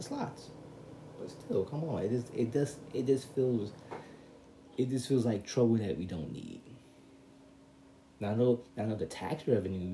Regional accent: New York City, New York, United States; I'm a New Yorker

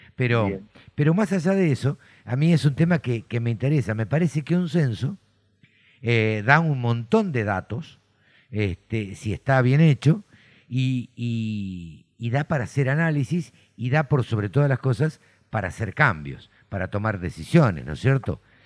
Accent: Argentina; yo nací en el campo, siempre lo cuento, eh, me crié en el campo

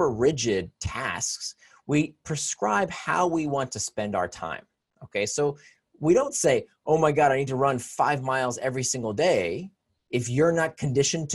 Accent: Florida, United States; I grew up in Florida

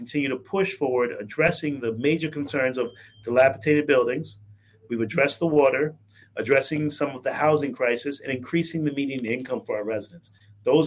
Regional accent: Riviera Beach, Florida, United States; also born or lived in Bronx, New York; My family moved down here when we were 4 years old

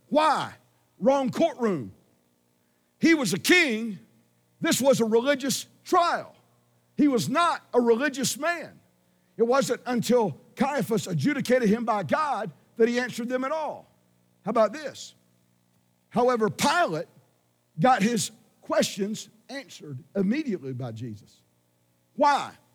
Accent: Georgia, United States; I'm from Georgia, which was a prisoner refugee colony.

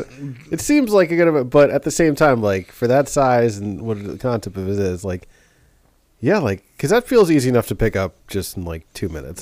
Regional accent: New York City, New York, United States; growing up in New York City, you see a lot.

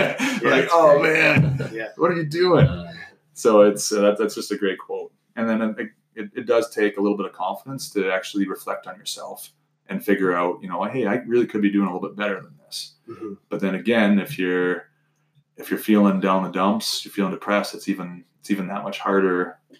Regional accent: Mitchell, United States; So think about growing up in Mitchell.

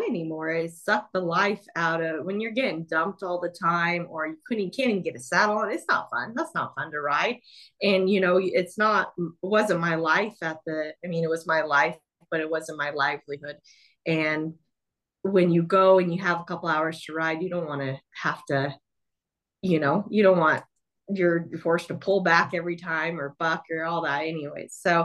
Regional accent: Southern California, United States; I grew up down in Southern California

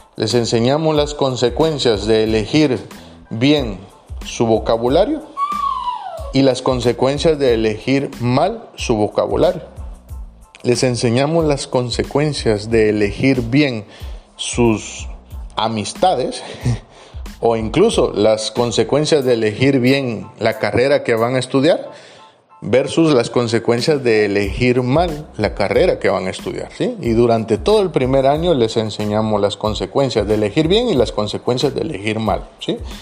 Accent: Guatemala; moved away as an adult; now in Tarragona, Spain; yo lo he visto en mi país y lo he visto no solo en Guatemala, sino que lo he visto en Guatemala

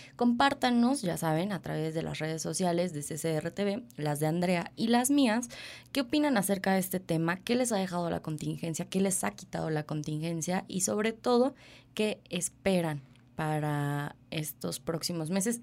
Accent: Mexico; como mexicanos

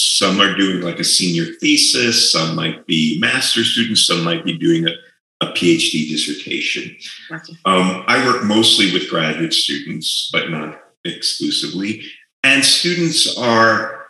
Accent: New York, United States; moved away as an adult; now in New Mexico, United States; I grew up in New York, and I had always lived in big cities

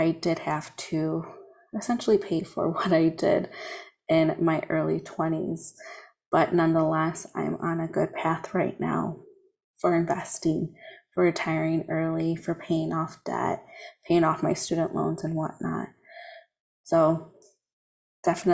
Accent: United States; my hometown. There's a 5K that goes on. It's called the Foxtrot because we're on the Fox River

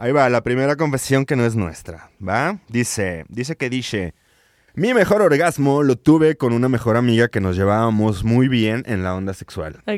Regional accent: Guadalajara, Jalisco, Mexico; now in León, Mexico; yo yo vivo en León, pero soy de Guadalajara

